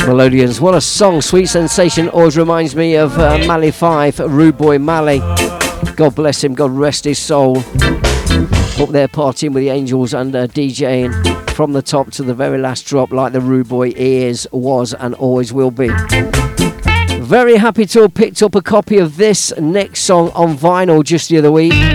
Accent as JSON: {"language": "English", "town": "Leicester", "region": "East Midlands", "country": "United Kingdom", "tie": "born or raised there", "said": "in my hometown, Leicester Town"}